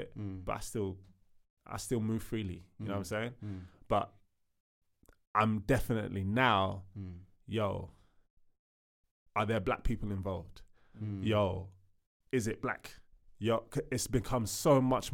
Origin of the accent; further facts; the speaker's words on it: United Kingdom; also born or lived in Sierra Leone; I've lived here all my life, but I'm Sierra Leonean